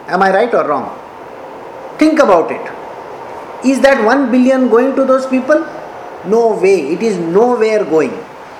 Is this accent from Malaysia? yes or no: no; Karnataka, India; I am an Indian. I have to take care of India. I am a Kannadiga, I have to take care of Karnataka.